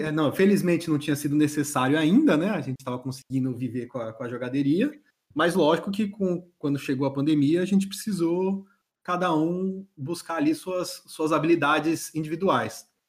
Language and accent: Portuguese; São Paulo, Brazil; moved away as an adult; now in Florianópolis, Brazil; sou natural de São Paulo mesmo, São Paulo capital, sou paulistano